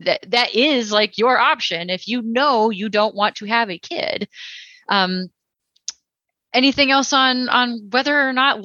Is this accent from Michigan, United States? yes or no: no; Texas, United States; I'm from Texas